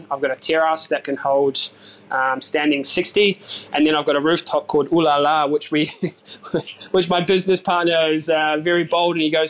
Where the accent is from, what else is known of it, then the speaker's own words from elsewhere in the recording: New Zealand; And I said, well, I'm a Kiwi.